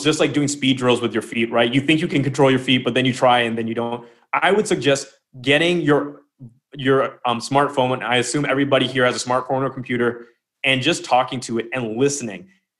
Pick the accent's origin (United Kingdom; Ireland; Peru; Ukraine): United Kingdom; I'm British. I called Lemon up. I was living in France during the lockdown.